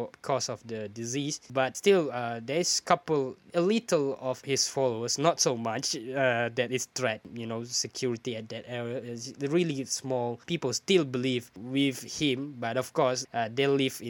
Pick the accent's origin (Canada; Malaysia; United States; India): Malaysia; as a Malaysian